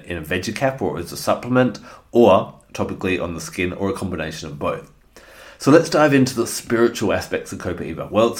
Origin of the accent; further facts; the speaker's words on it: Australia; also born or lived in Western Australia; I'm an Australian